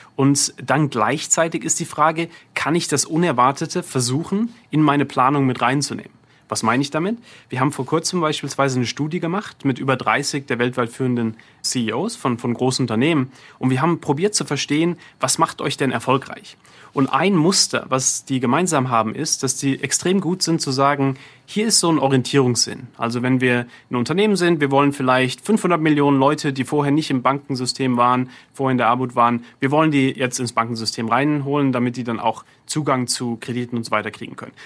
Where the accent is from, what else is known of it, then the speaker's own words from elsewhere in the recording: Heidelberg, Baden-Württemberg, Germany; also born or lived in Bergstadtbach (birthplace, garbled); now in New York City, United States; ich bin in Heidelberg damals aufgewachsen, auch als SWR 3 Hörer damals, in Bergestadtbach vorher geboren und dann in Heidelberg aufgewachsen